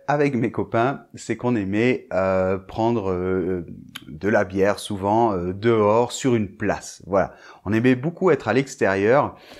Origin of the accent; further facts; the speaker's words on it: Bordeaux, Nouvelle-Aquitaine, France; je vivais bien sûr en France et je vivais à Bordeaux puisque moi, je suis de Bordeaux